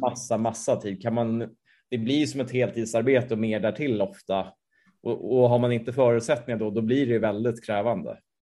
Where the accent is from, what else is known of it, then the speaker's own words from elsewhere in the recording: Sweden; som svensk